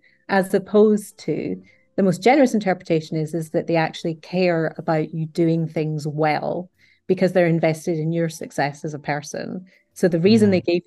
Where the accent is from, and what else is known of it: United Kingdom